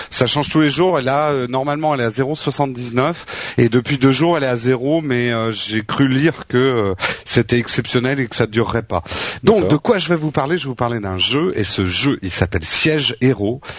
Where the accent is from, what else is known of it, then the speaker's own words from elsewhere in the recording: France; il reconnaît pas qu'on est français